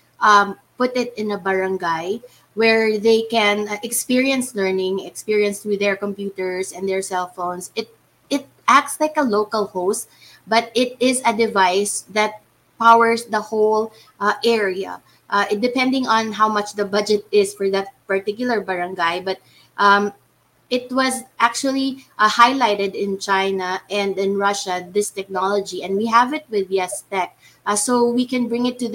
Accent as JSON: {"language": "English", "country": "Philippines", "said": "I am the CEO, and I'm from the Philippines"}